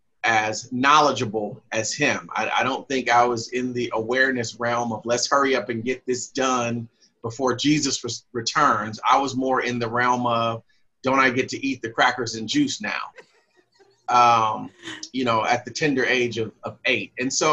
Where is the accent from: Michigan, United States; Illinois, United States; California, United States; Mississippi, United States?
California, United States; San Francisco; I grew up in San Francisco and at the Uptown Church of Christ under the minister of J.M. Butler and then James E. Austin.